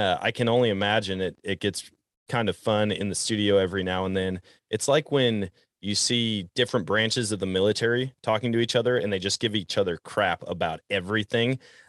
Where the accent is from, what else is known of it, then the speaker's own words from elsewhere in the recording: Wisconsin, United States; And it's funny growing up in Wisconsin. That's what we did. I mean, we caught pike and walleye.